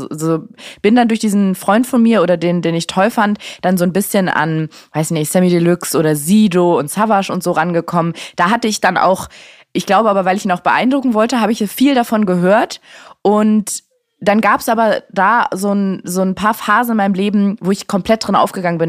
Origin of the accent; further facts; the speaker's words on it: Berlin, Germany; in Steglitz aufgewachsen